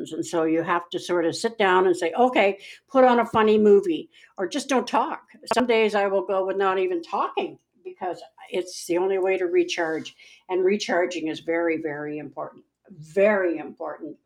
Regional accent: Winnipeg, Manitoba, Canada; I'm not really from Missouri, I'm from Winnipeg

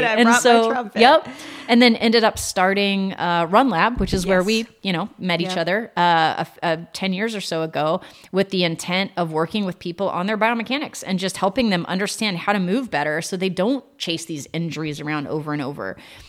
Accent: San Antonio, Texas, United States; born there; come to Texas where my roots were, because I was born in San Antonio and my dad was down here.

